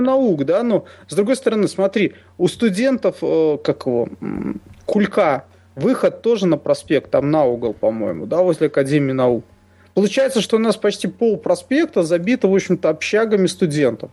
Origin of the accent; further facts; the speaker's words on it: Minsk, Belarus; мы коренные минчане